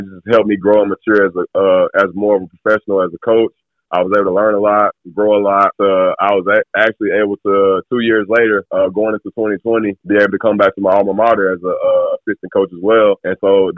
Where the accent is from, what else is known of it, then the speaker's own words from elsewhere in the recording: Wetumpka, Alabama, United States; I grew up in Alabama, pretty much raised in Alabama as well. A little town right outside of Montgomery called Wetumpka